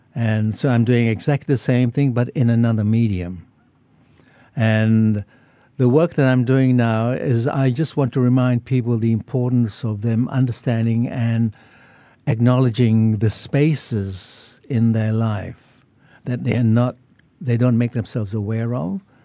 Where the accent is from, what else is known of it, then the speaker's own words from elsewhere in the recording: Singapore; moved away as an adult; also born or lived in Muar, Johor, Malaysia / New South Wales, Australia; now in Australia; then I moved over to Singapore in nineteen fifty at the age of, um, ten, and I w, went to school here, and I finished all of m, my, my schooling in Singapore